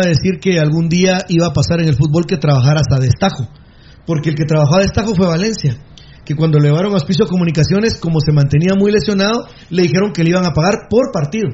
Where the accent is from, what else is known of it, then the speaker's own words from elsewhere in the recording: Guatemala; Yo soy un guatemalteco decente, honrado